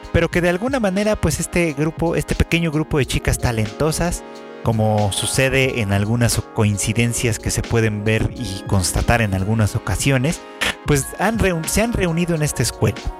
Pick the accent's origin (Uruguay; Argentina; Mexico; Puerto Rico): Mexico; como mexicanos